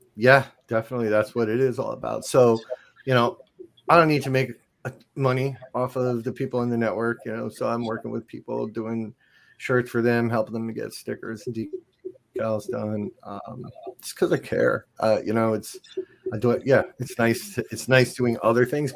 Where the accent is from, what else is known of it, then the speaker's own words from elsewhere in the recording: New Jersey, United States; moved away; I'm from New Jersey originally